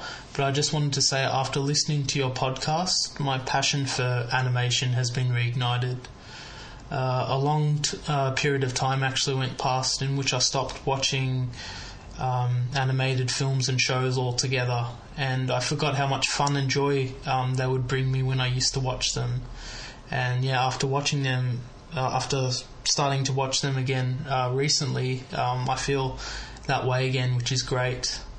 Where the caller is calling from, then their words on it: Melbourne, Victoria, Australia; I'm from Melbourne, Australia